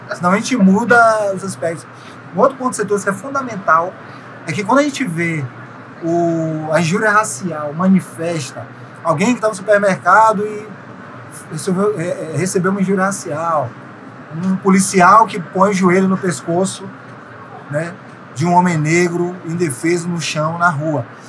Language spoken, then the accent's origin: Portuguese; interior of Bahia, Brazil; moved away as an adult; now in Rio de Janeiro, Brazil; sou baiano, baiano do interior da Bahia. É, vim morar no Rio de Janeiro, acabaram de fazer 10 anos